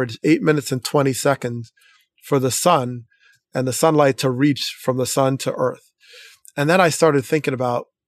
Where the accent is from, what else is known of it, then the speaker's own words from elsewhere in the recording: Teaneck, New Jersey, United States; the experience I had growing up in Teaneck